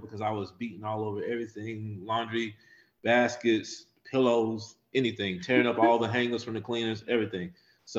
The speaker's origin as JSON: {"language": "English", "town": "Johnsonville", "region": "North Carolina", "country": "United States", "tie": "born or raised there", "said": "I am from a little small town right outside of Fayetteville, North Carolina, called Johnsonville, North Carolina"}